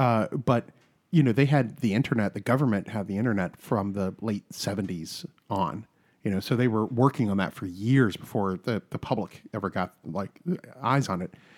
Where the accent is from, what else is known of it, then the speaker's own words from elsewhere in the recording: South Carolina, United States; I'm from South Carolina